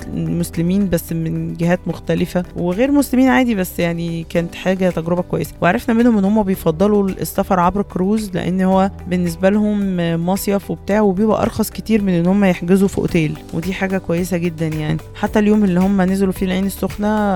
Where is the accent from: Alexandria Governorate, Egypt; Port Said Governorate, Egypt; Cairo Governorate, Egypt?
Port Said Governorate, Egypt; Port Said; عشان احنا من بورسعيد